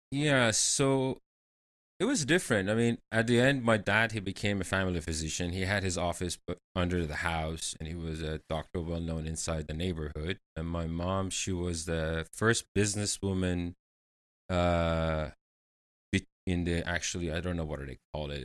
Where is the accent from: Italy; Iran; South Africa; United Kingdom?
Iran; Tehran, Tehran Province; moved away as an adult; now in United States; I grew up in Iran, in capital city Tehran